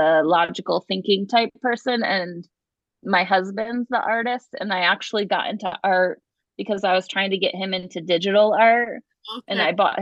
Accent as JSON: {"language": "English", "region": "Ohio", "country": "United States", "tie": "born or raised there", "moved": "yes", "said": "I grew up in Ohio, and in Ohio there's a lot of Nazarene churches"}